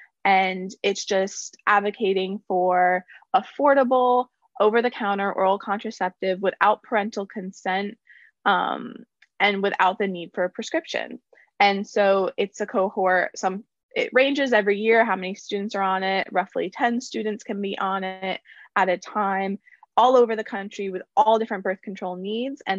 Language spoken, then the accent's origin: English; Concord, North Carolina, United States; I grew up in Concord, North Carolina